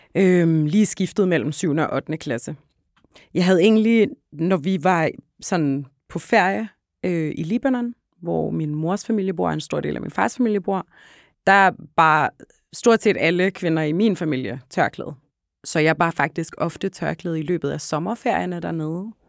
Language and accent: Danish; Hellerup, Capital Region of Denmark, Denmark; Jeg voksede op ude i Hellerup, øh, ja. lige nord for København